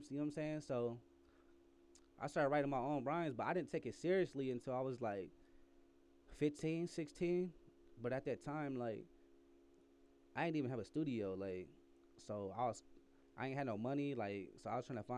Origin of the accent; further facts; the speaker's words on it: Fort Wayne, Indiana, United States; also born or lived in Oklahoma City; I'm I'm originally from Fort Wayne, Indiana, but I mean, I've been everywhere. I've been uh I lived in Oklahoma City, Fort Worth, Texas, back and forth.